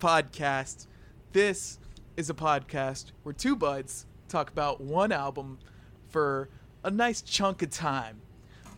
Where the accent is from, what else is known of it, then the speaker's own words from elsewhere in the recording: Austin, Texas, United States; also born or lived in Houston; I was raised in Austin